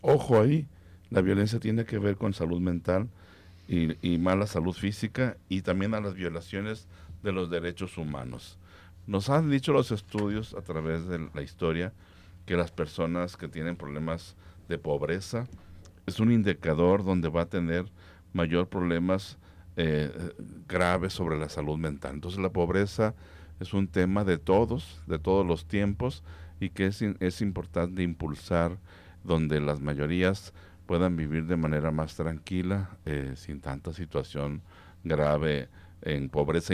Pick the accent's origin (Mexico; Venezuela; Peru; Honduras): Mexico; Guadalajara, Jalisco; nosotros como tapatíos, como jaliscienses